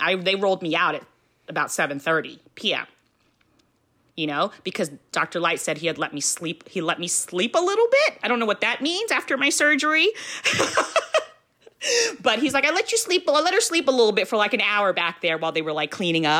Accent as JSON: {"language": "English", "country": "Philippines", "said": "You know, you're Filipino, I'm Filipino."}